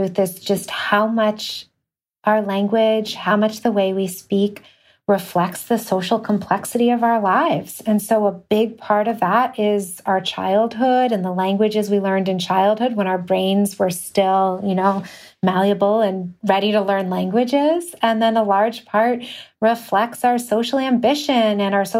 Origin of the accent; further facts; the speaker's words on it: Connecticut, United States; also born or lived in New York; I grew up in New York a little bit, but a lot of mostly in Connecticut